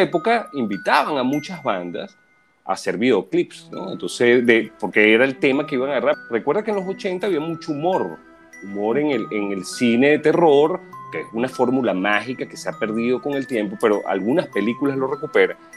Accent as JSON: {"language": "Spanish", "country": "Venezuela", "tie": "born or raised there", "said": "yo me crié en Venezuela"}